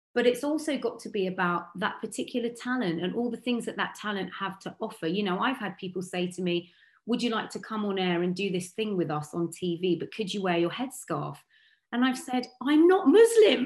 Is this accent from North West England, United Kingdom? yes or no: no; Sonning, South East England, United Kingdom; I grew up in Sonning on Thames, which is a really beautiful part of Berkshire.